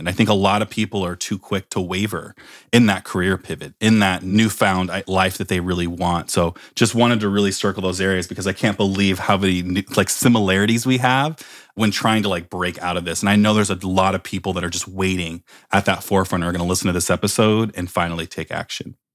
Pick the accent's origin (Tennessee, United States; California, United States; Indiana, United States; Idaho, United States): California, United States; Oakland; also born or lived in Palo Alto; I come from, I'm, I'm actually from Oakland